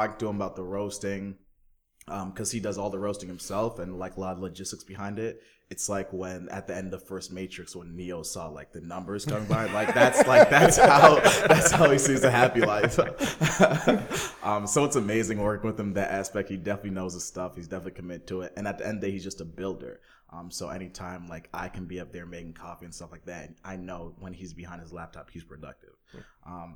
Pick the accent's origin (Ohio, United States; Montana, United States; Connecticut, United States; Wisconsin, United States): Connecticut, United States; Windsor; born and raised in Windsor, Connecticut